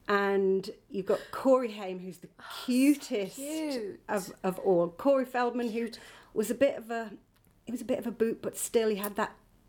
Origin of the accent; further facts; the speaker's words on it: Northumberland, North East England, United Kingdom; where I grew up in Northumberland, mm-hmm. in a very sort of villagey place that was quite, a little bit like Suffolk, actually.